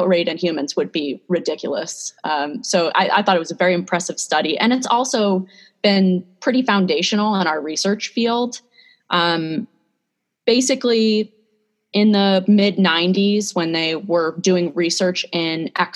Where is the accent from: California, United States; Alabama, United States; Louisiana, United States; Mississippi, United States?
California, United States; San Diego; moved away as an adult; also born or lived in Seattle, Washington; now in State College, United States; I'm originally from San Diego